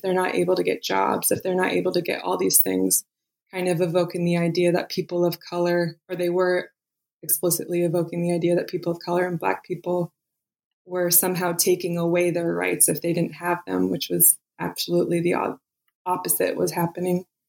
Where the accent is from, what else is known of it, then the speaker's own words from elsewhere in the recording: Eastern Sierras, California, United States; I was born and raised in California, and I grew up in the Eastern Sierras.